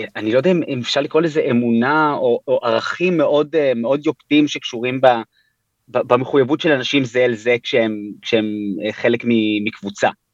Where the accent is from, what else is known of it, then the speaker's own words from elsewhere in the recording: Tel Aviv, Tel Aviv District, Israel; also born or lived in New York, United States; אני בן 31, גדלתי בתל אביב. נולדתי בניו יורק להורים ישראלים, אבל בגיל שנתיים וקצת עלינו לארץ